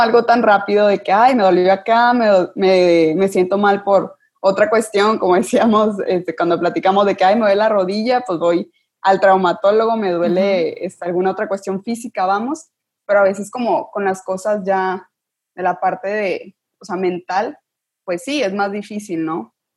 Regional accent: Sabinas, Coahuila, Mexico; now in Monterrey, Mexico; yo soy de Sabinas, Coahuila, solo estudio aquí en Monterrey.

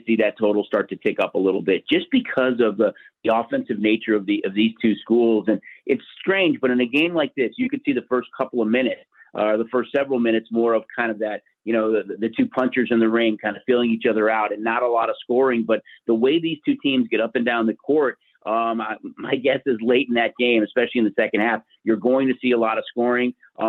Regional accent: Chicago, Illinois, United States; I'm a huge MLB fan, born and raised in Chicago, huge Cubs fan

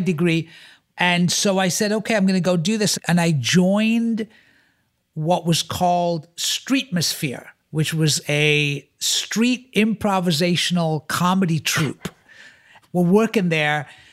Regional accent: Florida, United States; moved away as an adult; I'm from Florida

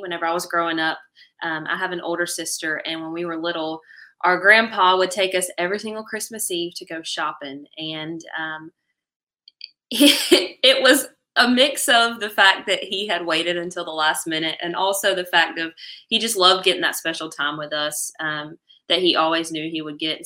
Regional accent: Angier, North Carolina, United States; here in my hometown

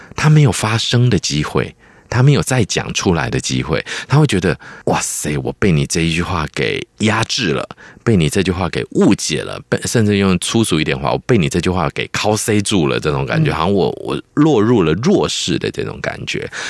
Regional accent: Taiwan; 虽然我是台湾出生、台湾长大和台湾是我的母亲，但是我的文化根底的确有来自中国的嗯。非常多的部分

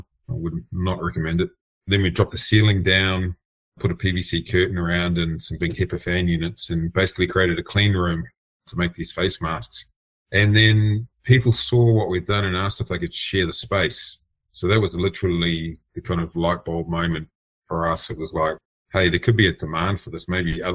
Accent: New Zealand; moved away as an adult; also born or lived in San Francisco / Miami; I'm from New Zealand originally. I came to San Francisco in 2016

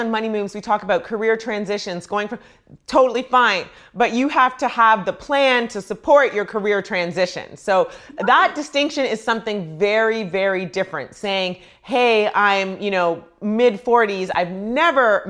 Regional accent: Canada; I grew up in Canada

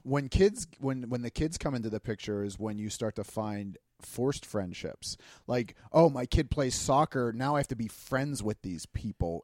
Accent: Pittsburgh, Pennsylvania, United States; I moved across the city, and in Pittsburgh, if you live on the other side of the tunnel, you don't even know what's going on on that side.

